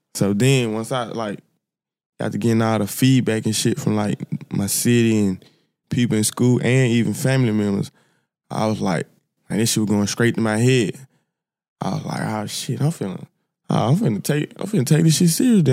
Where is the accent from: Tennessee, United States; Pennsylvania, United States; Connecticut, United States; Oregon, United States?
Tennessee, United States; Memphis; I'm from Memphis, South Memphis, to be exact. Like, I was raised by my, my grandma and my great-grandma